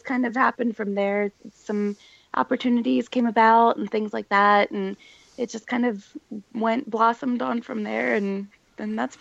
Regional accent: Bethlehem, Pennsylvania, United States; also born or lived in Philadelphia, Pennsylvania; now in Philadelphia area, United States; I am originally from the Lehigh Valley, Bethlehem, Pennsylvania, and I now live near Philly

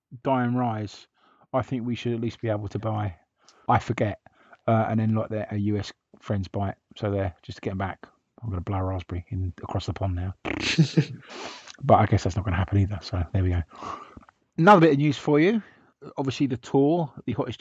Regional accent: England, United Kingdom; we're so English

